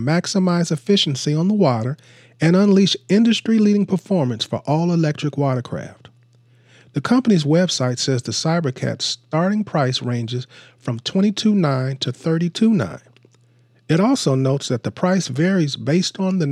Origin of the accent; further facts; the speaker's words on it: Seattle, Washington, United States; my hometown, Seattle.